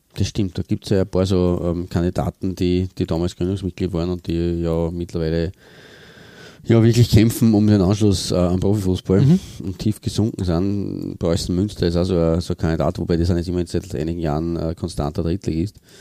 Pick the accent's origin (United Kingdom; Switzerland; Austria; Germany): Austria; bei uns eben der Fall ist. in Österreich